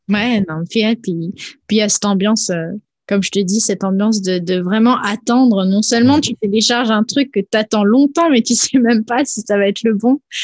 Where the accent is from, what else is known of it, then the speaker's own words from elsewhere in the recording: Nice, Provence-Alpes-Côte d'Azur, France; moved away; à la base, je viens de Nice